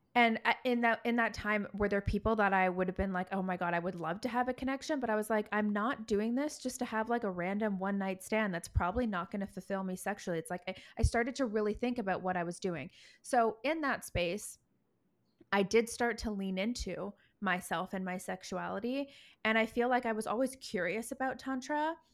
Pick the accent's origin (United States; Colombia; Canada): Canada; Toronto, Ontario; now in Vancouver, Canada; back home where I'm from. I'm from Toronto